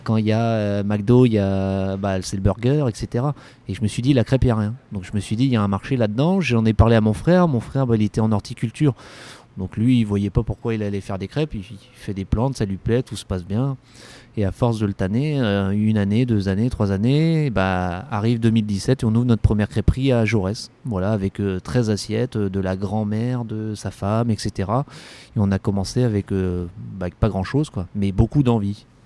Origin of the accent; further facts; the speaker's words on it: Callac, Brittany, France; also born or lived in Guingamp / Loudéac / Saint-Brieuc / Marseille; now in Brest, France; c'est une enfance très heureuse que j'ai eue à Calac